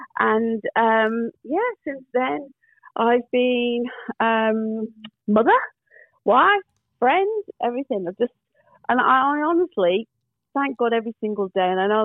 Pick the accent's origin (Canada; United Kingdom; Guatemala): United Kingdom; Manchester, North West England; moved away as an adult; now in Australia; So I'm born in the UK in Manchester.